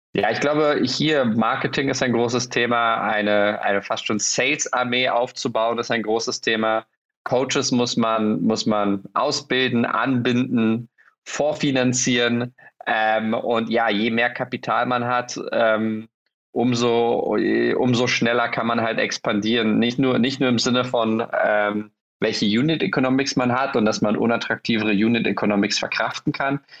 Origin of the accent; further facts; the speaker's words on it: Berlin, Germany; ich als Berliner